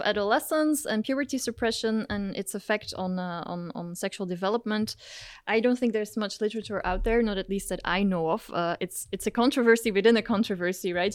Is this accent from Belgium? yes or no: yes; Belgium; now in Maastricht, Netherlands; I grew up in Belgium